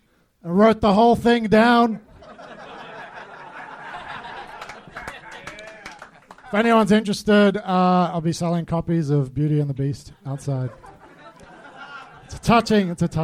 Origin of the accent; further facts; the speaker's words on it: Australia; now in Los Angeles, United States; I'm from Australia, but I live here